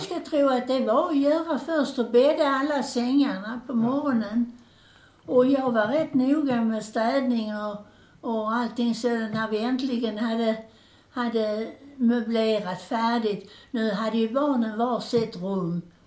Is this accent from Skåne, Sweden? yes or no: yes; Landskrona, Skåne, Sweden; moved away; hemma i Landskrona